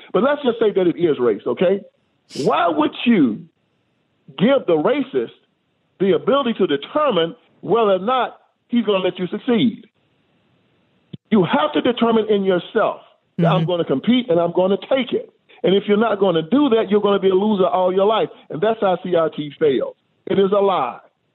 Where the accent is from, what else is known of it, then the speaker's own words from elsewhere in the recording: Tennessee, United States; I was raised in Tennessee